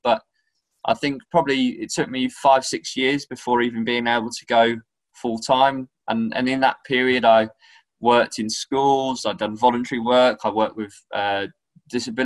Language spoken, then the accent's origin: English; Norwich, East of England, United Kingdom; moved away; I'm originally from Norwich, and I was involved in doing camps with Norwich and playing for some grassroots teams